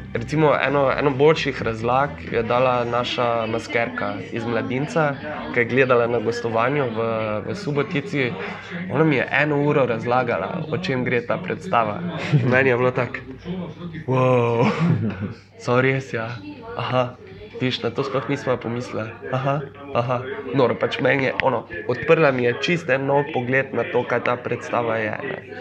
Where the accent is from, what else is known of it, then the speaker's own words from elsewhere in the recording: Maribor, Slovenia; sem jaz iz Maribora